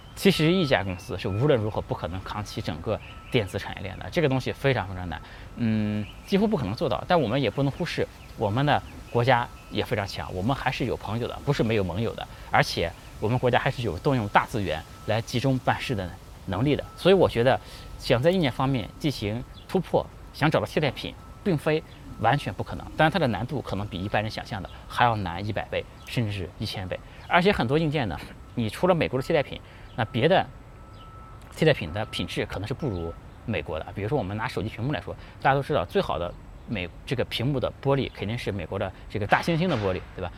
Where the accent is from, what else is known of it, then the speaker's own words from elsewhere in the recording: China; 我们中国人不是一个战斗民族，但我们中国人真的不怂